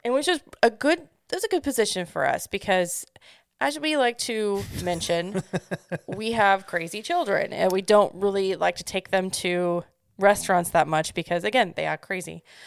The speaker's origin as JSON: {"language": "English", "region": "Midwest", "country": "United States", "said": "I'm from the Midwest"}